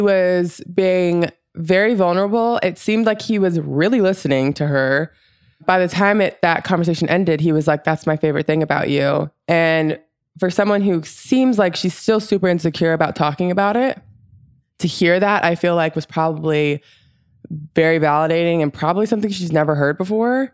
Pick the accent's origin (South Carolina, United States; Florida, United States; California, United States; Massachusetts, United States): Florida, United States; growing up in Florida, paddleboarding is, like, a pretty normal thing that people